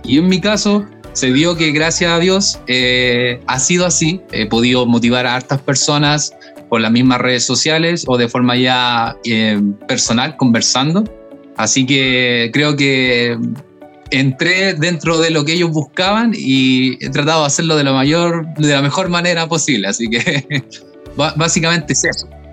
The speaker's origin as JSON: {"language": "Spanish", "country": "Chile", "said": "otras personas que somos más chilenes y hablamos español solamente"}